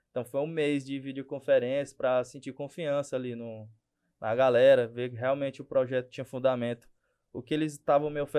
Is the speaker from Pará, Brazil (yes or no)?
yes; Marabá, Pará, Brazil; sou daqui de Marabá, sou o fundador do Bora 94, aplicativo local de mobilidade urbana.